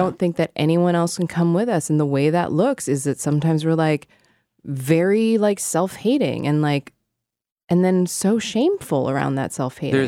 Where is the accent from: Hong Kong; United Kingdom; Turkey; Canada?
Hong Kong; moved away; I grew up in Hong Kong